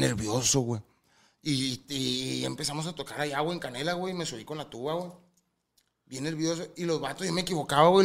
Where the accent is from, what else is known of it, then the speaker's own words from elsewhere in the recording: Angostura, Sinaloa, Mexico; Porque somos de donde mismo, yo soy angostura.